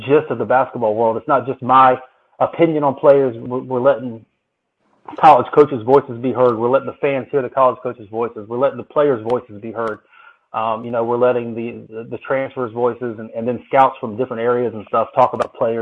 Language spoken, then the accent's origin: English; Myrtle Beach, South Carolina, United States; I grew up in Myrtle Beach, South Carolina.